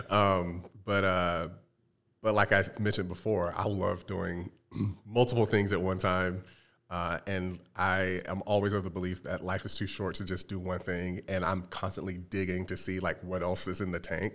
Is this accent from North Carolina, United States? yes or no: yes; North Carolina, United States; moved away as an adult; now in Arizona, United States; I'm originally from the Carolinas, uh, most recently from North Carolina.